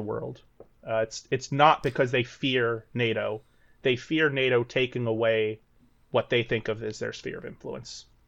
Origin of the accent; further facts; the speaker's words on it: Texas, United States; moved away; I hail from Texas originally